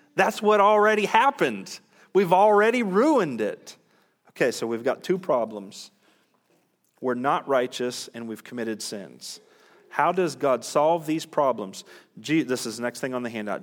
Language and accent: English; United States; American Christians